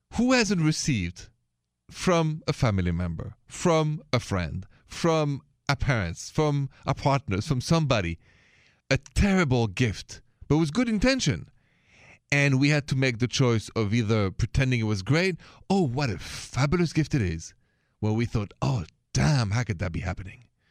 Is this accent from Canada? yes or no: no; France; accent: thick French; English is a second language; moved away; my thick accent is French